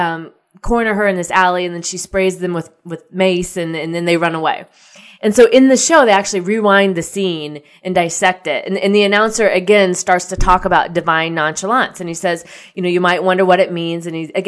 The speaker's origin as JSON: {"language": "English", "region": "Midwest", "country": "United States", "tie": "born or raised there", "said": "you know, I grew up in the Midwest, so tornadoes don't really faze me."}